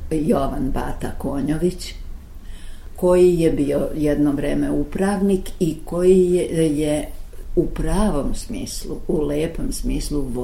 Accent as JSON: {"language": "Croatian", "town": "Belgrade", "country": "Serbia", "tie": "born or raised there", "also_born_or_lived": "Zagreb / Sarajevo / Novi Sad", "said": "mi smo došli u Beograd 33. godine, ja se osjećam na neki način Beograđanko. I vrlo mnogo, kad bih mogla da biram, bih rekla da sam Vojvođa"}